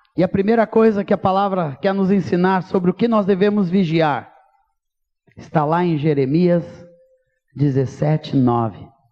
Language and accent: Portuguese; Brazil; quando Deus começou a me tirar daqui ainda como jovem, com 17 anos de idade, junto com Erasmo e Moisés, ministrar por esse Brasil afora